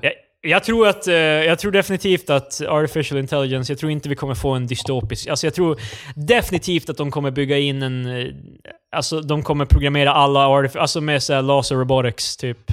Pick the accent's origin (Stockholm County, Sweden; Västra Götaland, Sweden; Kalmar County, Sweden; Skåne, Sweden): Stockholm County, Sweden; Sundbyberg; där vi kommer ifrån Sundbybryn